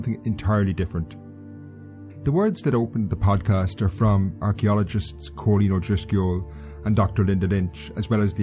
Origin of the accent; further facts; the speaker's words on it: Kilkenny, County Kilkenny, Ireland; I'm actually sitting in the grounds of St. Mary's Medieval Church in my hometown of Kilkenny